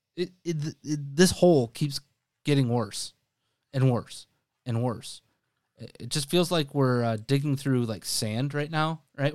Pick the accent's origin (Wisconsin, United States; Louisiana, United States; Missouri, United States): Wisconsin, United States; I grew up in Wisconsin.